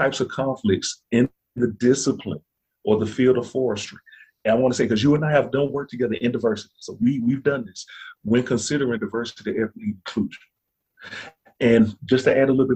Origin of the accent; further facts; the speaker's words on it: Birmingham, Alabama, United States; I'm from Birmingham, Alabama. Okay, so I tend to grow up outside of Birmingham, all right?